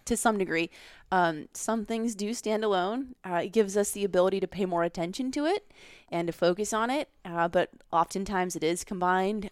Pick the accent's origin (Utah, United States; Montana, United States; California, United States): Montana, United States; Beaverhead County; moved away as an adult; now in Washington, D.C., United States; I grew up in Beaverhead County in Montana